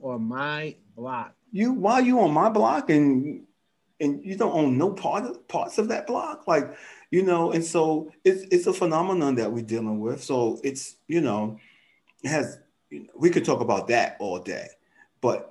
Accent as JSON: {"language": "English", "town": "New York City", "region": "New York", "country": "United States", "tie": "born or raised there", "said": "growing up in Manhattanville"}